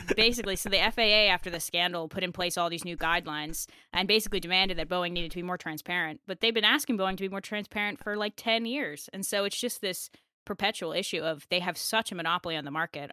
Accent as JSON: {"language": "English", "country": "United States"}